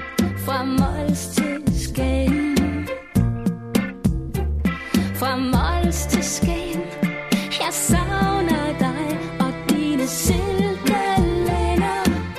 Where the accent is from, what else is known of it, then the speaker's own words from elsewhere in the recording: Stockholm, Stockholm County, Sweden; So I grew up in Maya but also in Stockholm, and I had my older siblings there, a brother and 2 sisters in Stockholm.